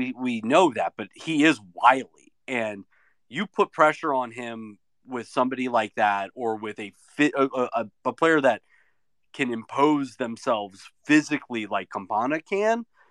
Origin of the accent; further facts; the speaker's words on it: Miami, Florida, United States; I grew up in Miami